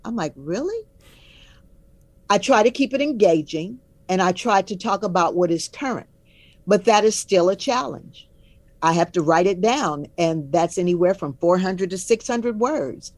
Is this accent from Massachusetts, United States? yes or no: no; Omaha, Nebraska, United States; I am from Omaha, so I grew up knowing Mrs. Mildred Brown